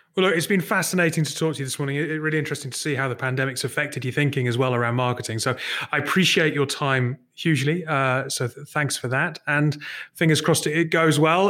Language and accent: English; Newcastle upon Tyne, North East England, United Kingdom; I'm from Newcastle